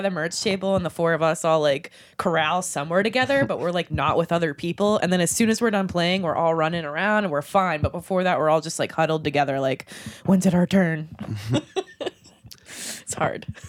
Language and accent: English; Somerset, Pennsylvania, United States; I was originally from Somerset, PA. So an hour out, so coming to Pittsburgh was a big deal